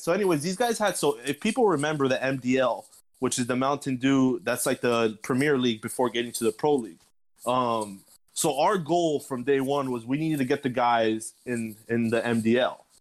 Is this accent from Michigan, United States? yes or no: no; Miami, Florida, United States; born and raised in Miami, Florida as well